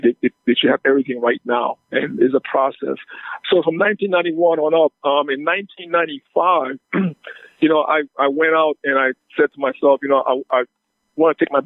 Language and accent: English; St. Lucia; now in United States; I'm a born Lucian. You know, I'm from St. Lucia. I've been in the U.S. since 1968.